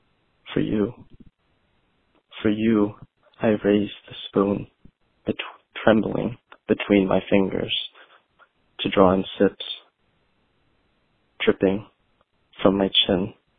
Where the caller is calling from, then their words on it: New Haven, Connecticut, United States; I'm calling from New Haven, Connecticut